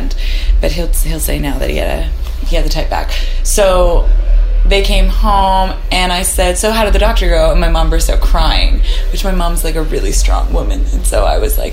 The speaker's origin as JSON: {"language": "English", "town": "West Vancouver", "region": "British Columbia", "country": "Canada", "tie": "born or raised there", "moved": "as an adult", "lives_now": "Nashville, United States", "said": "I grew up in West Vancouver with a mom that stayed at home"}